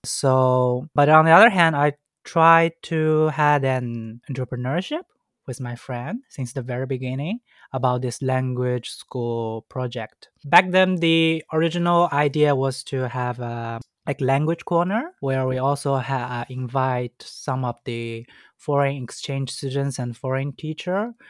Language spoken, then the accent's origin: English; Shanghai, China; English is a second language; I was born and raised in Shanghai.